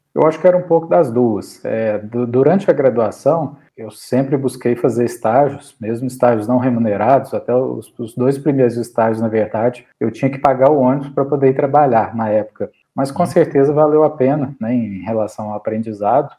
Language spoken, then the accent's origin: Portuguese; interior of Minas Gerais, Brazil; also born or lived in Belo Horizonte / Campos do Jordão / Muriaé; atualmente eu resido em Bonespacho, que é minha cidade natal, no interior de Minas Gerais.